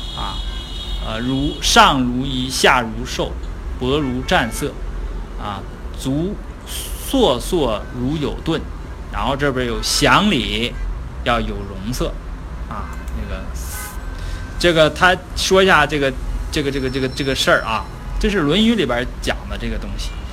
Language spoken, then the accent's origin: Chinese; Northeast China, China; accent: Northeastern Mandarin; 咱们东北话叫起哄加秧子